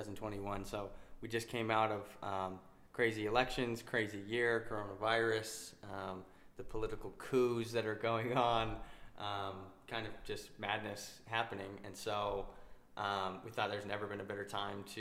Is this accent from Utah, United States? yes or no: yes; Utah, United States; I'm from Utah, which is where we currently live